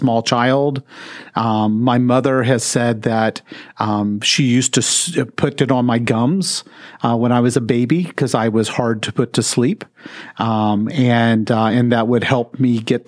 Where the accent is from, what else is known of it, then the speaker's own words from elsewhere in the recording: Rome, Georgia, United States; also born or lived in Mississippi; now in Mansfield, United States; I was born in Rome, Georgia